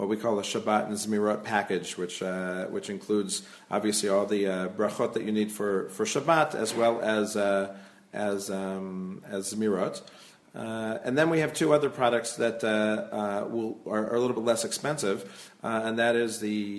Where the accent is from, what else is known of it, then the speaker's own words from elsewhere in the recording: Silver Spring, Maryland, United States; also born or lived in Brookline, Massachusetts; now in Jerusalem, Israel; I'm originally from Silver Spring, Maryland, and I actually made Aliyah from the Boston area. I lived in Brookline for a while